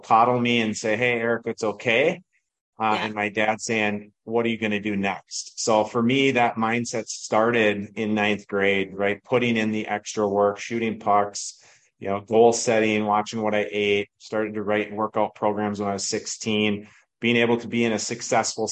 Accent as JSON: {"language": "English", "region": "Minnesota", "country": "United States", "tie": "born or raised there", "said": "growing up in Minnesota"}